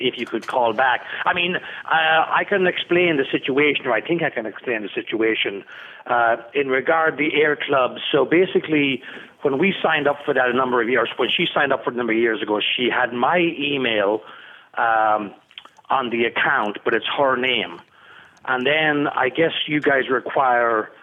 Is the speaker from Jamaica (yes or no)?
no; Ireland; We're both Irish